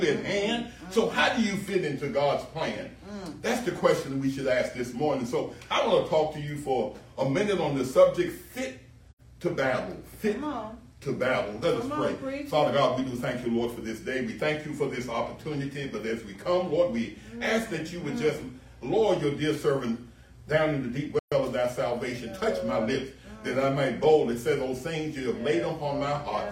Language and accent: English; United States; as a teenager, growing up in the United States